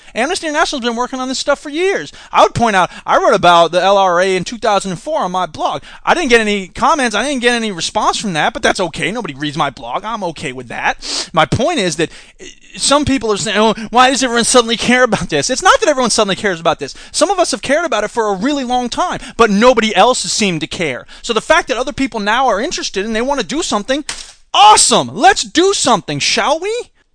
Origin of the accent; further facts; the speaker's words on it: Florida, United States; I'm from Florida.